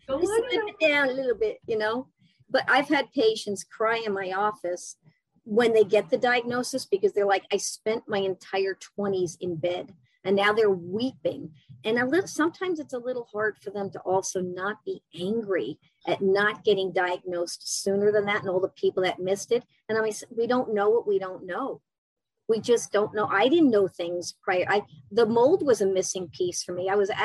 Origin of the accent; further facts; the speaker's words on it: New York City, New York, United States; I'm from New York City.